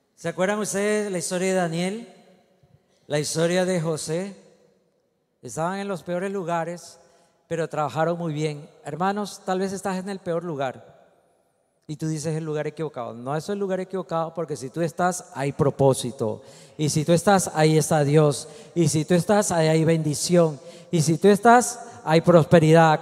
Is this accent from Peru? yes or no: no; Ecuador; Usted y yo somos ecuatorianos, no por accidente, no por mala suerte, no nacimos gringos